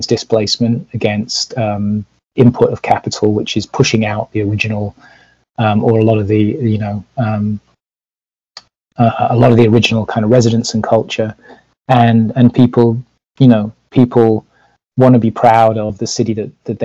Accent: Leeds, Yorkshire and the Humber, United Kingdom; now in United States; I grew up in Leeds

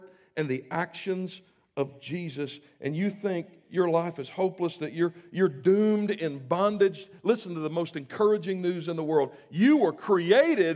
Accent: the South, United States; moved away; I grew up in the South, so we say amen.

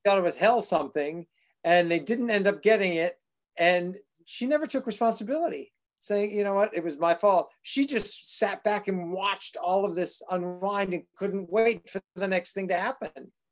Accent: Avon, Massachusetts, United States; also born or lived in Buffalo, New York; I was born in Buffalo, New York, but grew up in Avon, Massachusetts

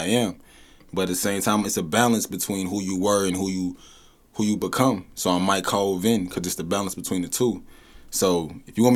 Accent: St. Louis, Missouri, United States; I'm from Southside, you know what I'm saying? St. Louis

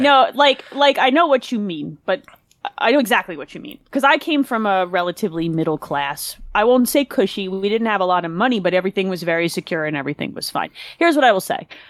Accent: New Jersey, United States; I grew up in New Jersey

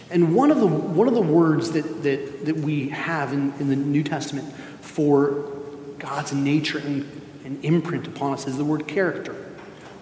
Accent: Spain; moved away; I grew up in Spain

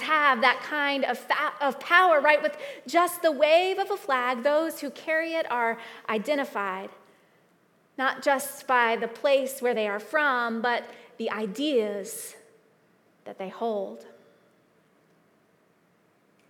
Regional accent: United States; I am an American.

